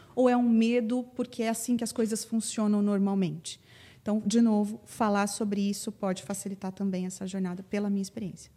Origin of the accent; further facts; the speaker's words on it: Paraná, Brazil; moved away as an adult; now in São Paulo, Brazil; desde que eu mudei para São Paulo, porque eu sou paranaense e estou aqui há quase 15 anos